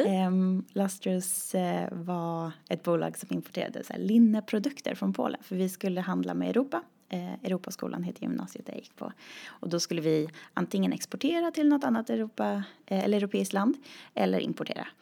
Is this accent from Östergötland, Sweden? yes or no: no; a small community outside Uppsala, Uppsala County, Sweden; moved away; jag startade en dansskola i det lilla samhället där jag kommer ifrån